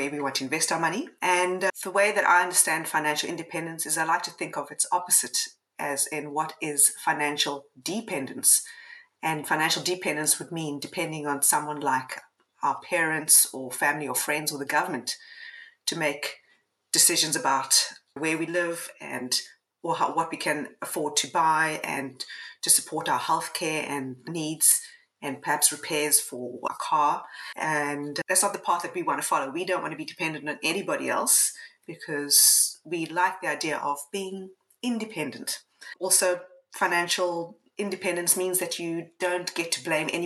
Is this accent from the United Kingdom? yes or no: no; Cape Town, Western Cape, South Africa; moved away as an adult; now in Coffs Harbour, Australia; I'm from Cape Town originally and moved to Australia